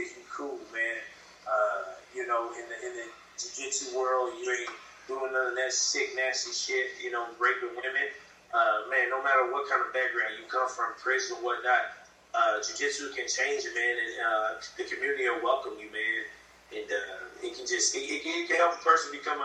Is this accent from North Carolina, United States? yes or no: no; Oklahoma, United States; also born or lived in Sulphur, Oklahoma; I'm from Oklahoma. You know, I moved back to Sulphur, Oklahoma about 5 years ago